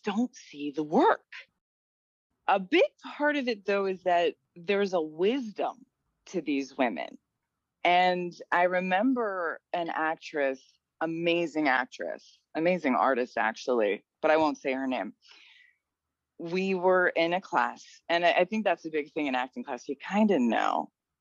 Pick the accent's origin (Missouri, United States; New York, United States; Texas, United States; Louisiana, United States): New York, United States; we're from New York